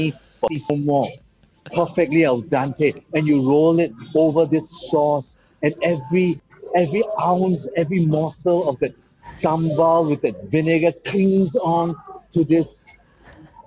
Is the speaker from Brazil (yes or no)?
no; Singapore